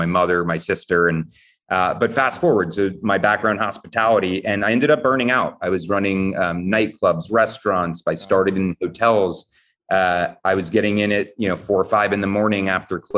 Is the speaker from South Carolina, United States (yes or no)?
no; Montclair, New Jersey, United States; moved away as an adult; now in New York City, United States; I grew up in Montclair, New Jersey